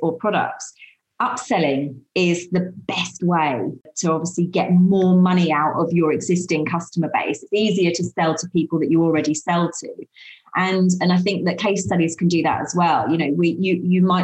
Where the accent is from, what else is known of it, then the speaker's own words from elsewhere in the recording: United Kingdom; we are so British